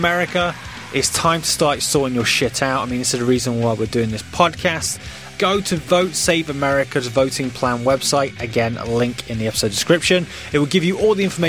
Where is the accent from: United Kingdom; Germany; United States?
United Kingdom; as a Brit